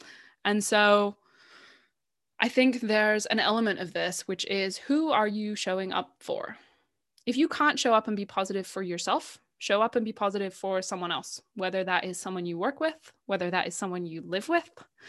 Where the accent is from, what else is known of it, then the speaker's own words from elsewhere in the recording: United Kingdom; because at the heart of it all, I am British.